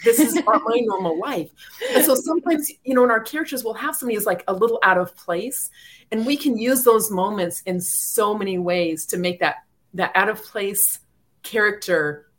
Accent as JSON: {"language": "English", "region": "Arizona", "country": "United States", "tie": "born or raised there", "moved": "yes", "said": "And I grew up in Arizona."}